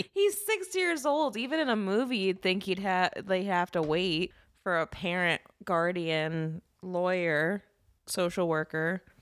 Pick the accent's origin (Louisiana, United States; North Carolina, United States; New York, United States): Louisiana, United States; moved away; I grew up in Louisiana